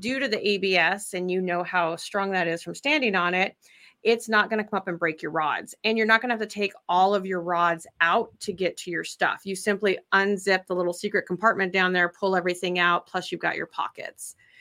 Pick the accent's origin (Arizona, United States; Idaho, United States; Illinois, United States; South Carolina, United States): Idaho, United States; moved away as an adult; I'm originally from Idaho